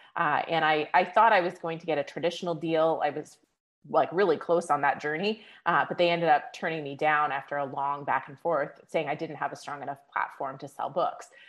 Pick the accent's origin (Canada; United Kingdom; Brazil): Canada; now in Las Vegas, United States; I'm Canadian originally.